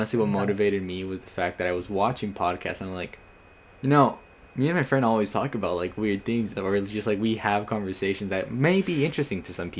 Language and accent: English; United States; And I am Mexican, American. I was born in the United States, but my parents all are from Mexico.